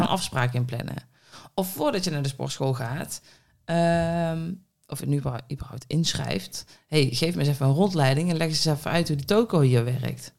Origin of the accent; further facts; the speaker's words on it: Budel, North Brabant, Netherlands; moved away; eentje in Budel, waar ik vandaan kom. Hè, een klein Budels dorpje mhm. in, in Brabant